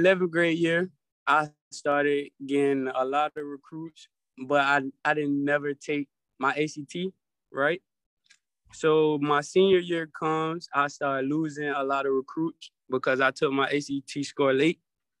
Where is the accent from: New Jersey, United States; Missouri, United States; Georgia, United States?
Georgia, United States; Atlanta; It was very diverse. I had my struggles and I had my blessing times. And I loved it. Atlanta is a wonderful place to stay, a wonderful place to live, and a wonderful place to grow your family.